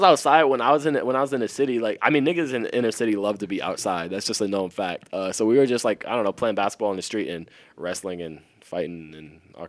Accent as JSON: {"language": "English", "town": "Detroit", "region": "Michigan", "country": "United States", "tie": "born or raised there", "moved": "yes", "said": "That's my government. And I'm from Detroit, Michigan. I grew up on the west side of Detroit."}